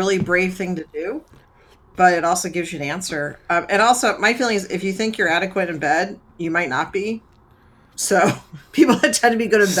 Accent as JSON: {"language": "English", "region": "Georgia", "country": "United States", "tie": "born or raised there", "said": "So, nerds, for context, I grew up outside Atlanta. Now, maybe a more progressive area, but back when I was growing up, it wasn't."}